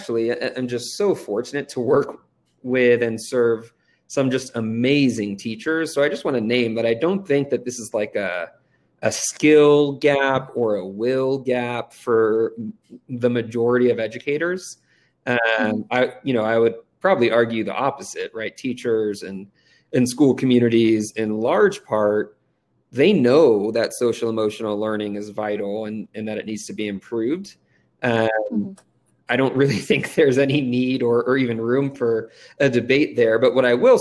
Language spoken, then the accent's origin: English; Redondo Beach, California, United States; moved away as an adult; now in Denver, United States; I grew up in Redondo Beach, California, and it's Southern California